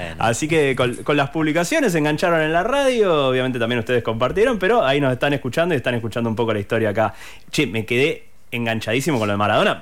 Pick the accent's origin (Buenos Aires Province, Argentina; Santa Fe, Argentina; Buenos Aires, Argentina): Santa Fe, Argentina; Rosario; nosotros somos de Rosario